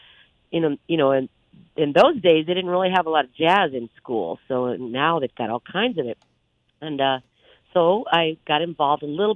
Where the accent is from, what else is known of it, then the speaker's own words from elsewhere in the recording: Omaha, Nebraska, United States; when I was growing up in the Midwest, in Omaha, Nebraska